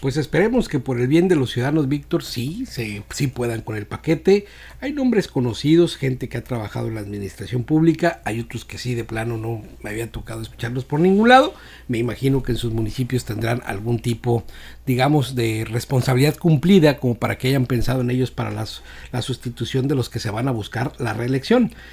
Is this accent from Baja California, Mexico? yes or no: no; Escuinapa, Sinaloa, Mexico; Yo soy del municipio de Escuinapa